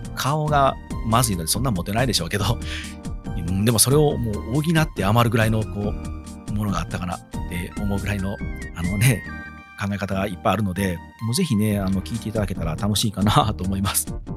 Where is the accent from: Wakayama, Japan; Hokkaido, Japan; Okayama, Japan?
Wakayama, Japan; 地元和歌山のテレビ和歌山